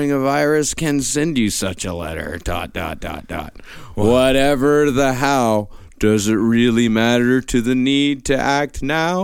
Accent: Texas, United States; my hometown is just a broken place

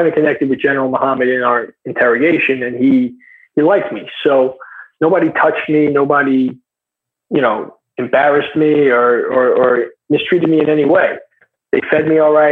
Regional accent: United States; I'm American, I'm a white guy

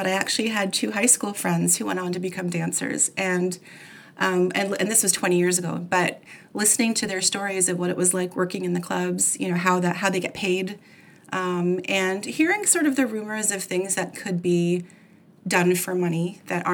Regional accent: Oakville, Ontario, Canada; It was a coffee shop here in my hometown of Oakville, Ontario, Canada

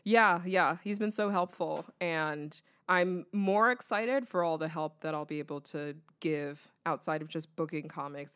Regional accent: the South, United States; I grew up in the South around mostly white people.

